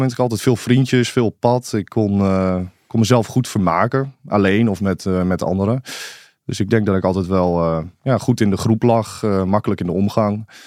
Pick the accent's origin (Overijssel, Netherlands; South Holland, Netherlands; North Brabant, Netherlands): Overijssel, Netherlands; Ommen; also born or lived in Zwolle; in Zwolle, in het ziekenhuis, maar opgegroeid in Ommen. Ehm, ja, een klein stadje aan de Vecht in Overijssel. Het is, ja, het is officieel een stad. We zeggen altijd een, beetje een dorp met stadsrechten eigenlijk.